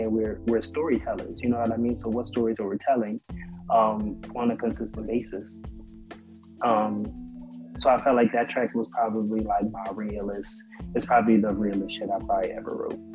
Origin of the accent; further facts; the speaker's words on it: Camden, New Jersey, United States; I grew up in South Jersey in Camden